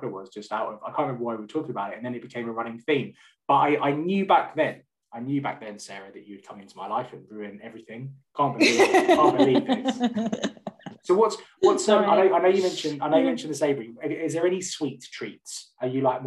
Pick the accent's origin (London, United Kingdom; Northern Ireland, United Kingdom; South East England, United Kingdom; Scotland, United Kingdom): London, United Kingdom; moved away as an adult; now in West Midlands, United Kingdom; I'm originally from North London, and me and my wife moved up to the West Midlands to be closer to her family about a year and a half ago